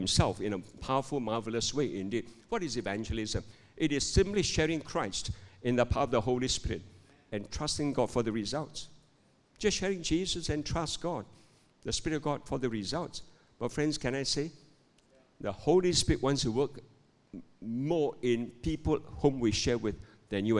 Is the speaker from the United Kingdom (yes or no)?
no; Malaysia; I'm a pastor from Malaysia